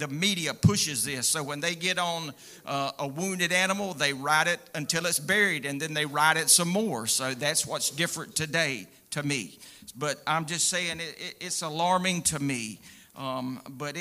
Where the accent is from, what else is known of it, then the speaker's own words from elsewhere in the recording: United States; I'm proud to be an American. I really am